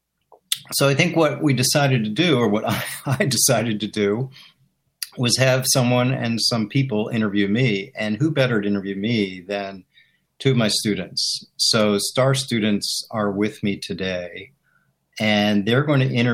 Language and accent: English; Chevy Chase, Maryland, United States; moved away as an adult; also born or lived in Washington, D.C.; now in Philadelphia, United States; I grew up in Maryland, Chevy Chase, Maryland, right outside the city. But when we were in high school, we actually moved to the city